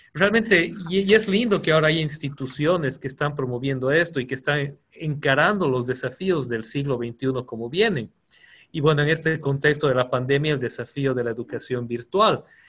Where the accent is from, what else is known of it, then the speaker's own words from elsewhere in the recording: Bolivia; todos somos bolivianos